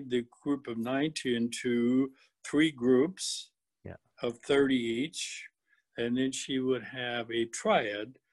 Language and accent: English; British Columbia, Canada; we came from British Columbia to Manitoba in 1965, and we've always wanted to go back home to British Columbia.